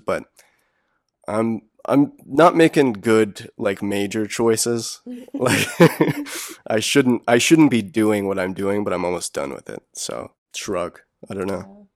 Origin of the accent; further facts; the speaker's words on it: Wilmington, North Carolina, United States; now in Chapel Hill, United States; I'm from Wilmington.